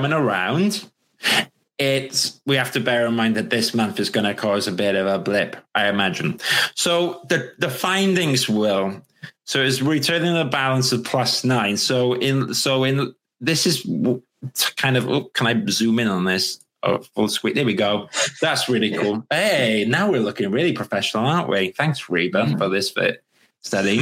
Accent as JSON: {"language": "English", "region": "Wales", "country": "United Kingdom", "said": "I'm actually Welsh as well"}